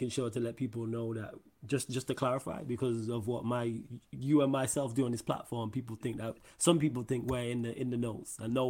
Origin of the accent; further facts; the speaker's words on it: Manchester, North West England, United Kingdom; Me as someone from Manchester, when I go away and I go abroad and I say, oh, they say, where are you from? I say Manchester.